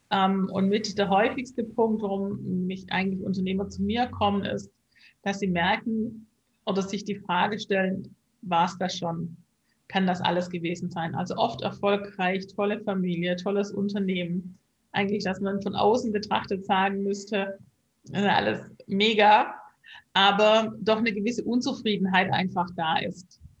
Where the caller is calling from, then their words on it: Hamburg, Germany; Ich bin im Moment aus Hamburg zugeschalten.